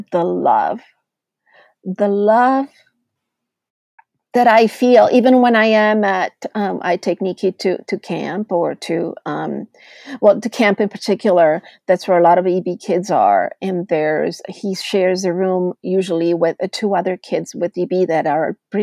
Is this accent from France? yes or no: no; Italy; moved away; I grew up in Italy